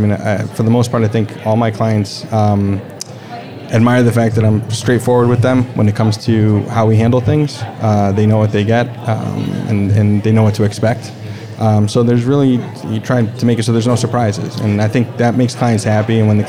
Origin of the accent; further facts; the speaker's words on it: Bridgeport, Connecticut, United States; The greater Bridgeport area.